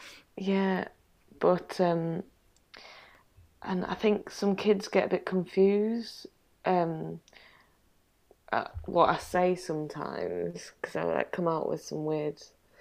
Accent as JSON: {"language": "English", "town": "York", "region": "Yorkshire and the Humber", "country": "United Kingdom", "said": "I am. I'm from York, so."}